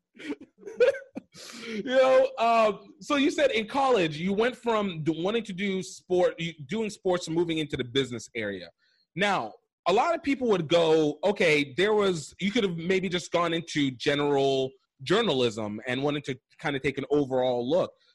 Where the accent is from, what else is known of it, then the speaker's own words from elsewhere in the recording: Iowa, United States; I'm an Iowa guy too. I was I was raised in Iowa